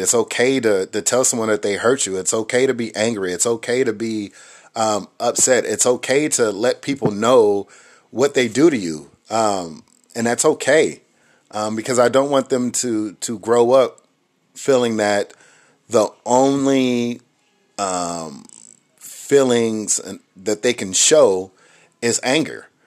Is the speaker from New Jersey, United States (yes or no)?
no; Inglewood, California, United States; growing up where I grew up in Inglewood, California